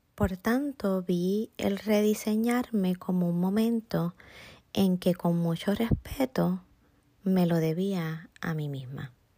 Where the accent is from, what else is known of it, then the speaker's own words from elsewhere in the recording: Puerto Rico; Soy puertorriqueña, a mucho orgullo